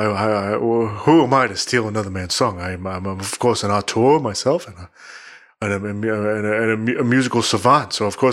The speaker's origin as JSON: {"language": "English", "country": "Canada", "said": "I'm Canadian."}